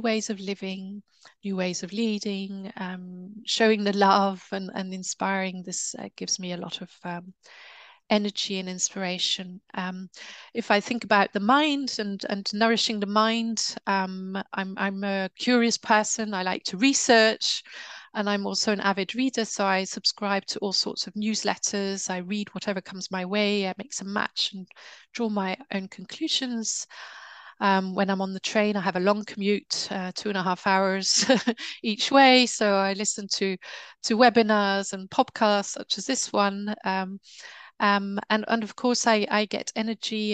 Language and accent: English; United Kingdom; I'm British